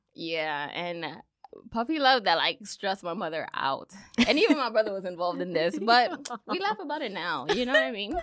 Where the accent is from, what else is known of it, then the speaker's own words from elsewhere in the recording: New York City, New York, United States; my parents are Dominican. I'm from the Bronx